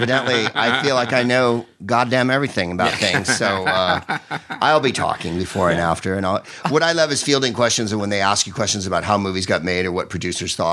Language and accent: English; San Carlos, California, United States; I'm from San Francisco, so I'm San Carlos